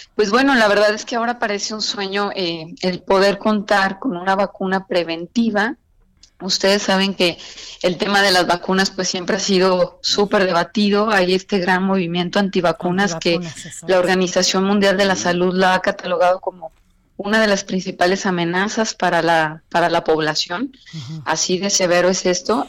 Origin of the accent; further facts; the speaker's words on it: Mexico; nosotros como mexicanos